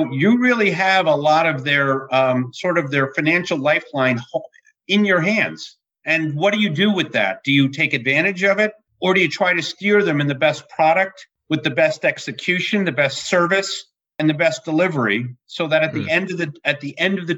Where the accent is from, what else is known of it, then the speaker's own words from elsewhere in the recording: New Jersey, United States; I hail from New Jersey. I've been a lifelong resident.